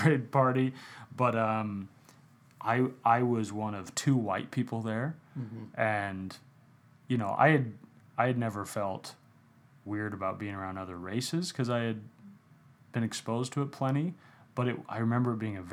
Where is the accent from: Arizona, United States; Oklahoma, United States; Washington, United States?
Arizona, United States; Phoenix; I grew up in Phoenix